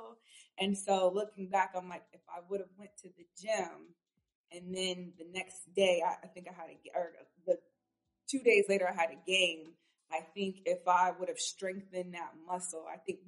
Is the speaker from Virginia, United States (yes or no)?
yes; Norfolk, Virginia, United States; I'm from Norfolk, Virginia. So I'm from the 757. And I grew up in a household of athletes